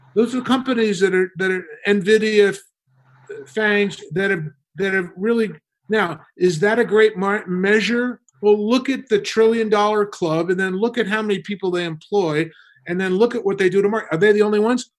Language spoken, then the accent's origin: English; New York, United States; I grew up in New, New York